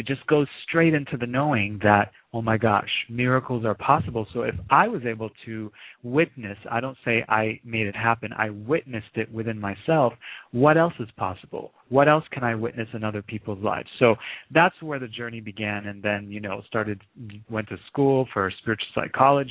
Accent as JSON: {"language": "English", "country": "Lebanon", "tie": "born or raised there", "moved": "yes", "said": "I was born in the Middle East. I grew up in Lebanon during the Civil War."}